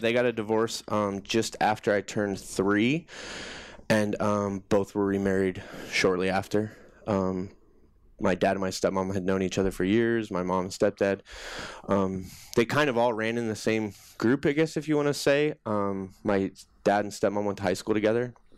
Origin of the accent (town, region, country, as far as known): Johnston, Iowa, United States; born or raised there